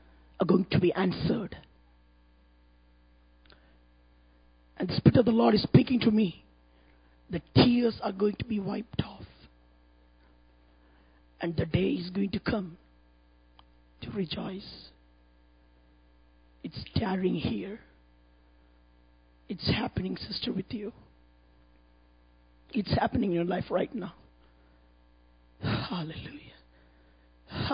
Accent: India; from India.

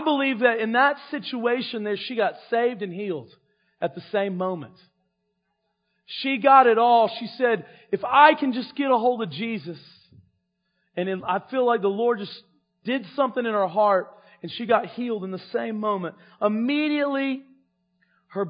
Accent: North Carolina, United States; on the road to my hometown, there's a fork

